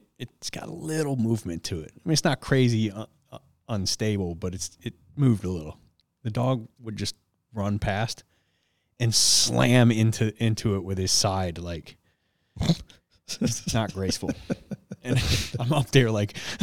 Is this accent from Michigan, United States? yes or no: yes; Detroit, Michigan, United States; growing up in Detroit